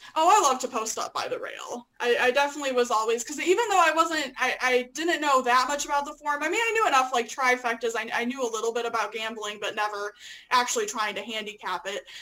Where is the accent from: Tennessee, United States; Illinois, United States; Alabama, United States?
Illinois, United States; moved away as an adult; also born or lived in Lexington, Kentucky; I'm originally from Illinois.